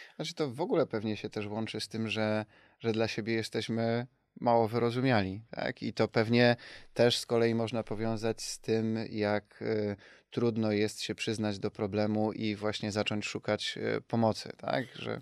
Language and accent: Polish; Sosnowiec, Silesian Voivodeship, Poland; Doceniam moje rodzinne miasto